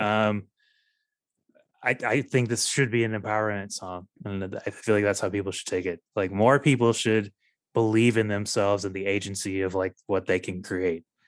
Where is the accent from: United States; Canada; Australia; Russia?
United States; Texas; growing up in Texas